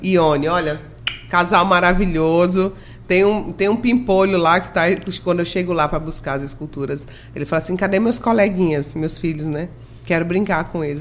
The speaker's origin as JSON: {"language": "Portuguese", "region": "Rondônia", "country": "Brazil", "tie": "born or raised there", "also_born_or_lived": "Maranhão", "said": "eu fui acolhida e criada por Rondônia, sou maranhense"}